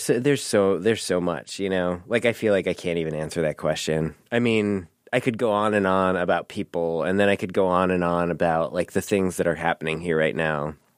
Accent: Milwaukee, Wisconsin, United States; moved away as an adult; now in Chicago, United States; I grew up in Milwaukee

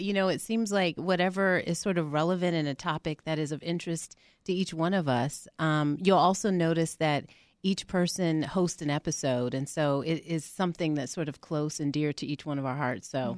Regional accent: Albuquerque, New Mexico, United States; now in Atlanta, United States; I'm originally from Albuquerque, New Mexico

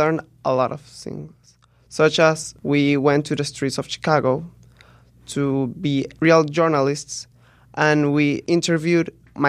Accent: Caracas, Capital District, Venezuela; Well, I'm from Caracas, the capital of Venezuela.

